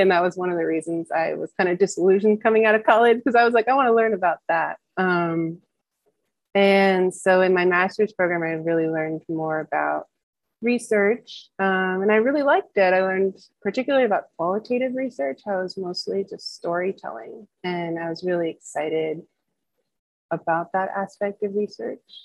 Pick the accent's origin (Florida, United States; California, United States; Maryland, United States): Maryland, United States; Washington, DC area; moved away; I'm originally from Washington, DC, uh, right outside the city in Maryland is where I grew up.